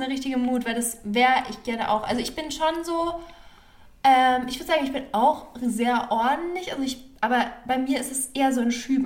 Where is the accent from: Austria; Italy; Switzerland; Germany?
Germany; ich habe jetzt persönlich nicht so eine Verbundenheit zu meinem Heimatland, also zu Deutschland